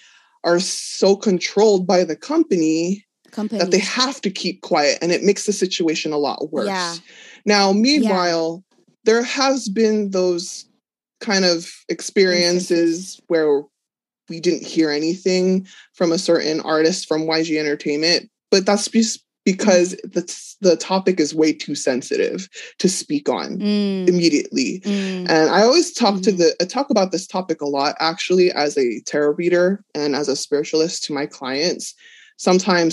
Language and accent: English; Los Angeles, California, United States; I'm from Los Angeles